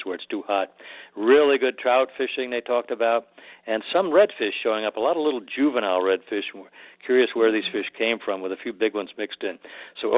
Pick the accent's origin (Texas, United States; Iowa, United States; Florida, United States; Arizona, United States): Florida, United States; Florida Keys, United States; I'm from the Keys